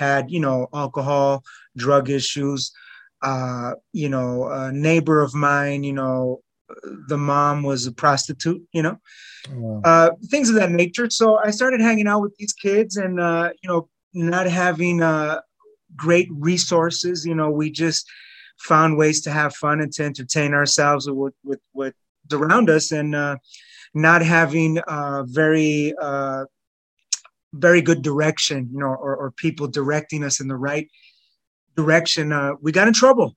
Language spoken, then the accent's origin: English; Los Angeles, California, United States; also born or lived in North Hills, Los Angeles; I grew up in East Los Angeles.